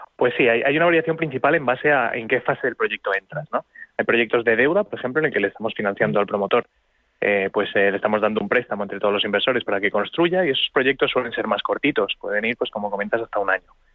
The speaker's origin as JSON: {"language": "Spanish", "country": "Spain"}